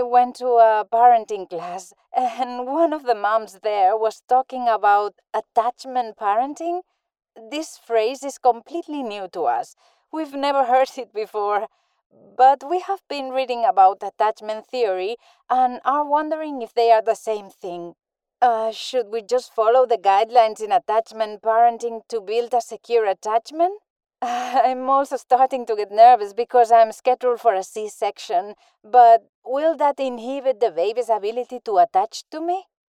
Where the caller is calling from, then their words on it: Barcelona, Catalonia, Spain; I'm calling in from Barcelona, Spain